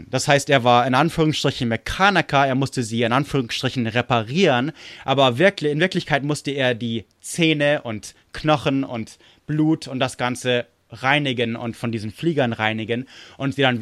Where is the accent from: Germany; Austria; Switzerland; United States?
United States; er war in England stationiert in der amerikanischen Air Force, also ich bin Amerikaner.